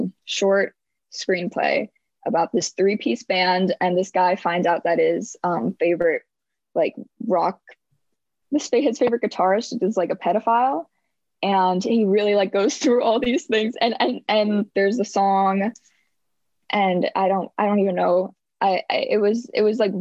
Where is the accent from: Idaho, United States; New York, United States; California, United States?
New York, United States; Westchester; I'm from Westchester, New York, which is a very big county in the suburbs of New York City